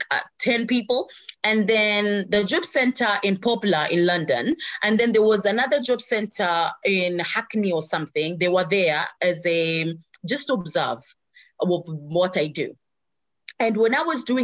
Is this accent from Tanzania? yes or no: yes; Zanzibar, Tanzania; moved away; This is my home country. This is where my mom is and my family and everything else.